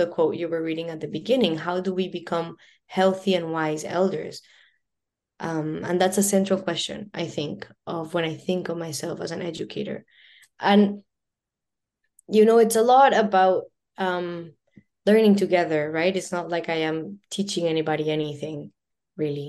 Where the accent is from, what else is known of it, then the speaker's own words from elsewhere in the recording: Colombia; now in Vancouver, Canada; I'm born and raised in Colombia, and being Latina is an important part, I think, of my identity